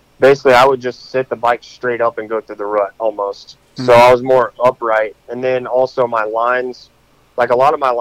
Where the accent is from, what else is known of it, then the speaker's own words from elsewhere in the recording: North Carolina, United States; I grew up in North Carolina